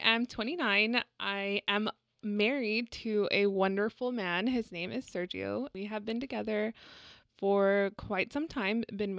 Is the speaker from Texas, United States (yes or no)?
yes; San Antonio, Texas, United States; And I'm also a Latina. I was born and raised here in San Antonio.